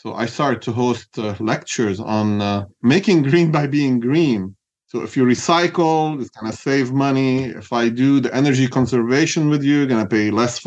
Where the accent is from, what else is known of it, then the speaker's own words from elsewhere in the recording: Beirut, Beirut Governorate, Lebanon; moved away as an adult; now in California, United States; I grew up in Beirut, Lebanon.